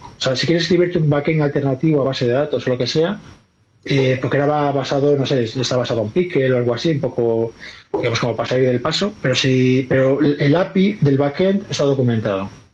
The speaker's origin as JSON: {"language": "Spanish", "region": "Galicia", "country": "Spain", "said": "yo soy gallego"}